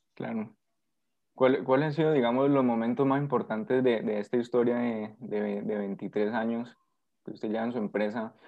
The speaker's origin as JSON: {"language": "Spanish", "country": "Colombia", "also_born_or_lived": "Valle del Cauca", "said": "nuestro país"}